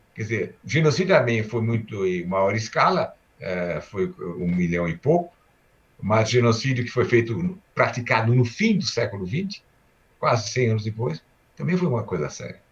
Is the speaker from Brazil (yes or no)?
yes; Brazil; also born or lived in Istanbul, Turkey; eu nasci em Istambul e eu vim para o Brasil com quatro anos, quatro anos e meio